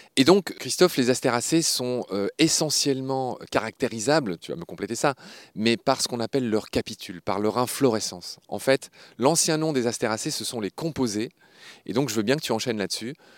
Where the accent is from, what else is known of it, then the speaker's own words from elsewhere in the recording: Lorraine, Grand Est, France; je suis lorrain. Et sur le blason de ma région, la Lorraine